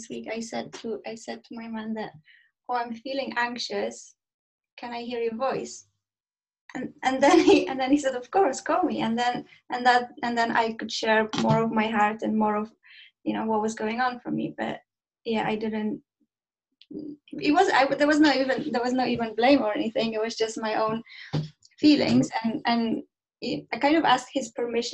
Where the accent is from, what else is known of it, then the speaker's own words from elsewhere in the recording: Poland; now in United Kingdom; I'm in UK, but I am from Poland.